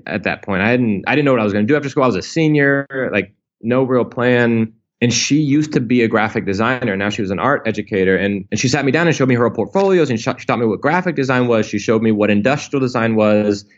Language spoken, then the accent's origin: English; Indianapolis, Indiana, United States; I grew up in Indiana, in Indianapolis.